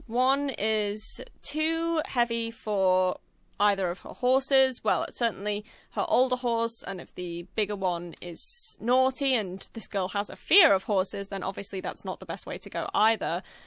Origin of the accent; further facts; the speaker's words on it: United Kingdom; I'm British, and British people normally have the most sarcastic and crude sense of humor